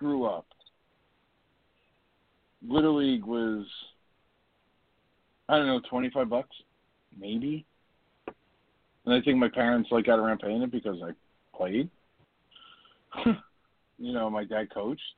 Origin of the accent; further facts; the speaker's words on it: Jersey City, New Jersey, United States; now in Jackson, United States; I grew up in Jersey City